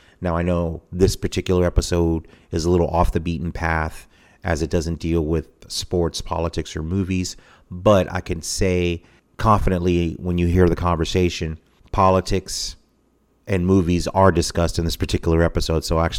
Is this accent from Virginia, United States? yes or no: no; Tampa, Florida, United States; I grew up in Tampa and really had no idea of the significant mafia presence. Now, I was a teenager in the 80s, so 87 I graduated high school